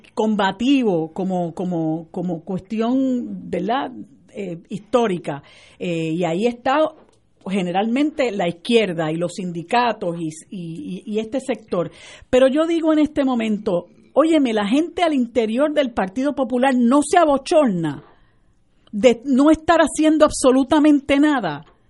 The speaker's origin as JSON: {"language": "Spanish", "country": "Puerto Rico", "said": "nosotros somos todos puertorriqueños y este es el único país que tenemos"}